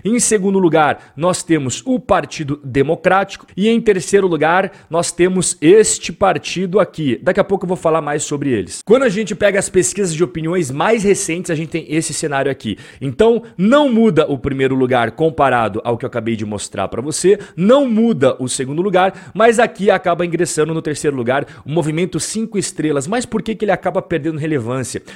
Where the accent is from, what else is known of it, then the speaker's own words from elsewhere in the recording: Brazil; Nós que somos brasileiros